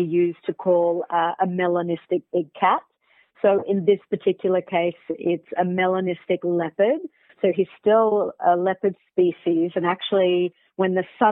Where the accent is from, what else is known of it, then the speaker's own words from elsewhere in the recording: Australia; now in South Africa; I am originally from Australia, but based in Africa.